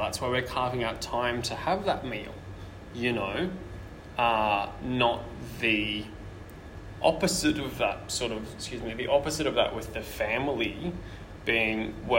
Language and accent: English; Brisbane, Queensland, Australia; now in Sydney, Australia